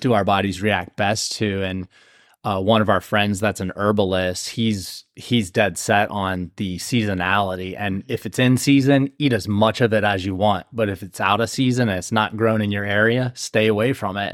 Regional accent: Ohio, United States; now in South Carolina, United States; we're from Ohio

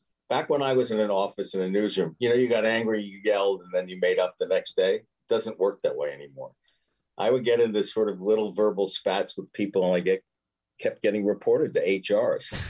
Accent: Philadelphia, Pennsylvania, United States; You know, I am a Philadelphian, and I listen to you guys, so it's great to be on.

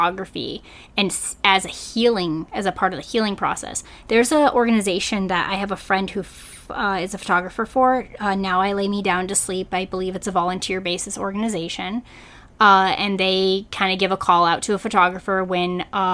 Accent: New England, United States; moved away; I'm originally from New England

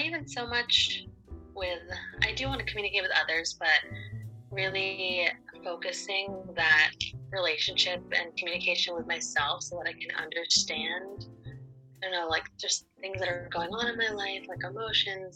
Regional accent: Maine, United States; also born or lived in Cuenca, Ecuador; I was born in Cuenca, Ecuador, and adopted from there when I was 3 months old, but I've lived in Maine my entire life.

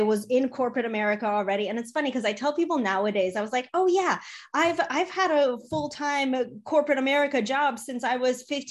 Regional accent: Chicago, Illinois, United States; also born or lived in Poland; So I was born in Poland. I came to the US when I was 3 years old. I grew up in Chicago

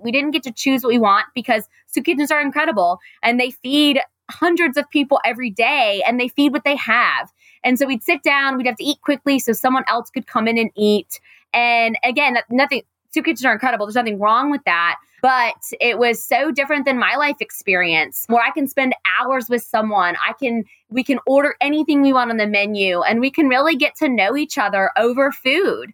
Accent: Raleigh, North Carolina, United States; I grew up in Raleigh, lucky to have grown up in Raleigh Still live in Raleigh.

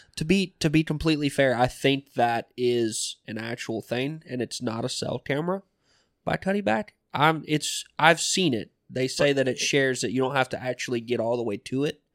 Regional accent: Southwest Georgia, United States; moved away; I come from Southwest Georgia.

